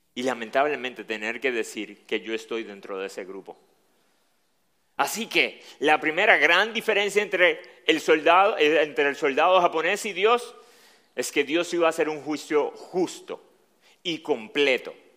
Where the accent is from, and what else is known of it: Dominican Republic; accent: Dominican